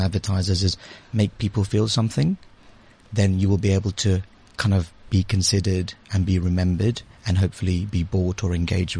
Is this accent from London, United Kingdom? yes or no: yes; London, United Kingdom; also born or lived in India / Liberia; I was born in India, and then I spent a couple of years when I was very young in Liberia, and then back in India, and I went to the UK when I was about 7 or 8. So I've been in the UK ever since, and kind of grew up in London